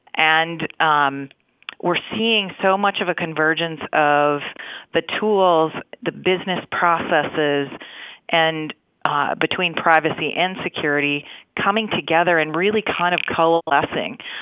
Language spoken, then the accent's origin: English; Minnesota, United States; I grew up in Minnesota